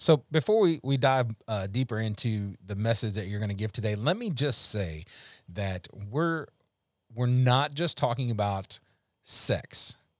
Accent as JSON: {"language": "English", "region": "Louisiana", "country": "United States", "said": "I'm from Louisiana."}